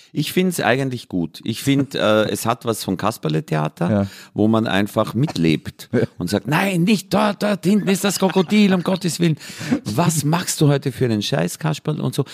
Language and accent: German; Mühlviertel / Danube valley, Upper Austria, Austria; Und ich bin an der Grenze von drei Vierteln aufgewachsen, nämlich Waldviertel, Mostviertel und Mühlviertel